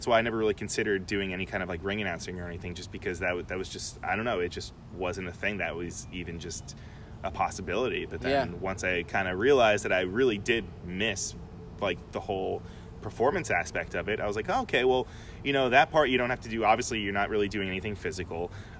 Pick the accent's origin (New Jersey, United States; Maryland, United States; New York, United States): New York, United States; Long Island; it was back in my hometown. {S0} Okay. {S1} So it was back on Long Island